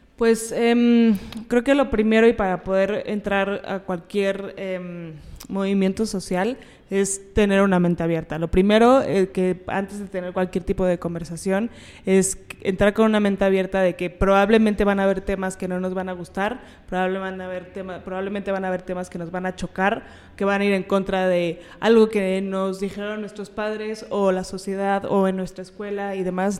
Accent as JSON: {"language": "Spanish", "country": "Mexico", "said": "lo que tenemos que ver como mujeres, como mexicanas"}